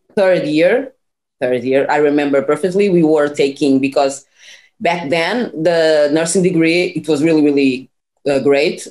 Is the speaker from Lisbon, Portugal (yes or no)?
yes; small town 30 km from Lisbon, Portugal; English is a second language; also born or lived in Cape Verde (parents); now in Lisbon, Portugal; I was born in a small town like 30 kilometers from uh, Lisbon, where it was where I grew up, where I did my studies until uh, high school.